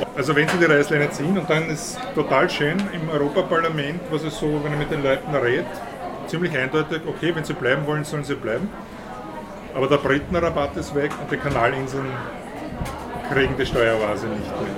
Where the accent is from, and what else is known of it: Austria